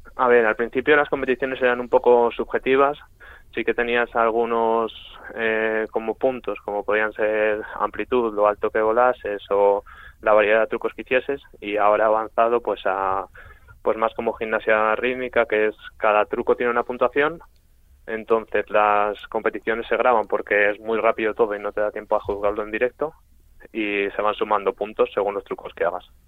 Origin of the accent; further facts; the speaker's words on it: Madrid, Community of Madrid, Spain; yo soy de Madrid